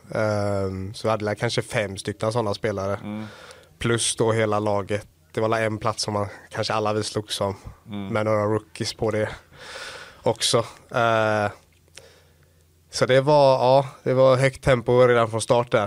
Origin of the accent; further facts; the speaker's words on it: Gothenburg, Västra Götaland, Sweden; also born or lived in Gävle; now in Skellefteå, Sweden; uppväxt i Göteborg.